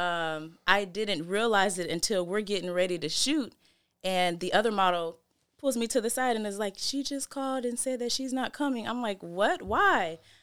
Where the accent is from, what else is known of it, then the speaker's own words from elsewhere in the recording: Seattle, Washington, United States; also born or lived in Federal Way, Washington; we were mostly raised in Seattle, yeah. Sullivan Street.